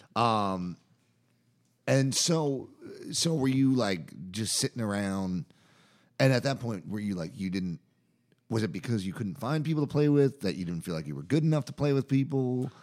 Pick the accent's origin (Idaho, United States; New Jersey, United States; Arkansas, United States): New Jersey, United States; Jersey Shore; now in Chapel Hill, United States; where I grew up on the Jersey Shore